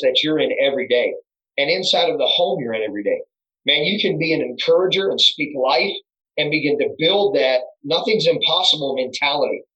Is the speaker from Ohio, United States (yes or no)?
yes; Crestwood, Ohio, United States; I was born and raised in Crestwood